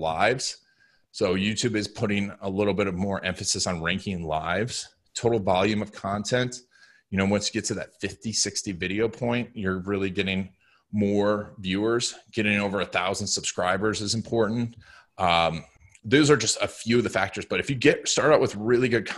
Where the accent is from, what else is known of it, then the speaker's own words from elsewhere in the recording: Orlando, Florida, United States; growing up in Orlando